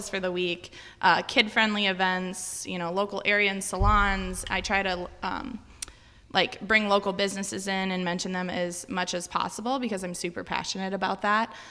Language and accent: English; Crosslake, Minnesota, United States; also born or lived in Arizona; I grew up in Cross Lake, graduated from Pequot